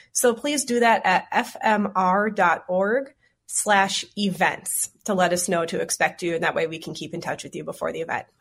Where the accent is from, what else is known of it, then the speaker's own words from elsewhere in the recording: Twin Cities, Minnesota, United States; I grew up in the Twin Cities, and I live in Minneapolis now